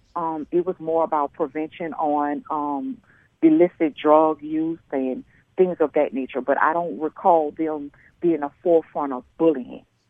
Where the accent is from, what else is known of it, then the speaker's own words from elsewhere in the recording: New Orleans, Louisiana, United States; I grew up in New Orleans with my grandparents